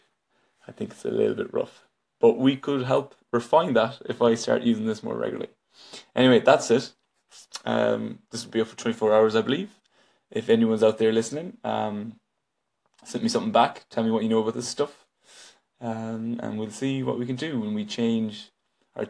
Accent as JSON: {"language": "English", "region": "west of Ireland", "country": "Ireland", "moved": "yes", "lives_now": "Dublin, Ireland", "said": "I'm just an Irish man living in Dublin, but from the west of Ireland originally"}